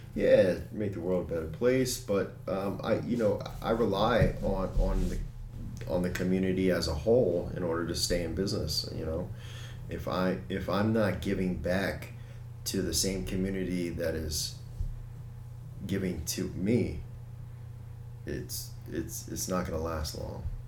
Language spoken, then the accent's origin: English; Hellertown, Pennsylvania, United States; I grew up in Hellertown